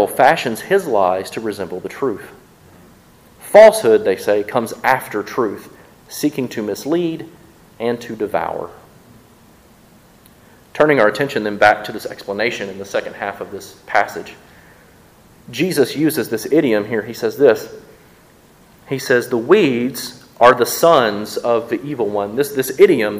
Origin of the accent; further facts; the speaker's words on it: Mississippi, United States; I'm from Mississippi